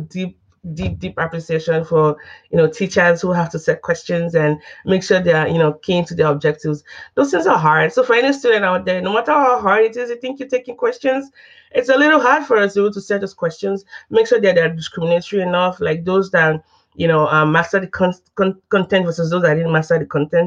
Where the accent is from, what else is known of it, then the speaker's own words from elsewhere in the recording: Nigeria; moved away as an adult; also born or lived in Texas, United States / Oklahoma, United States; now in United States; I didn't grow up in the U.S. I'm from Nigeria